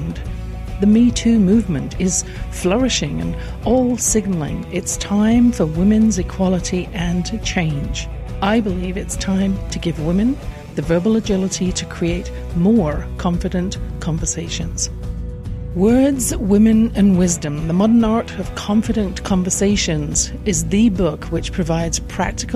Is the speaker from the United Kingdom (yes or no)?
yes; England, United Kingdom; born or raised there